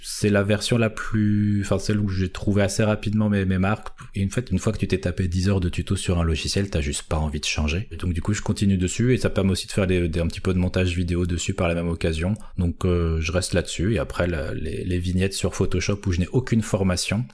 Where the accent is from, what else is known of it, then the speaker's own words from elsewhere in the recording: Paris, Île-de-France, France; moi je suis de Paris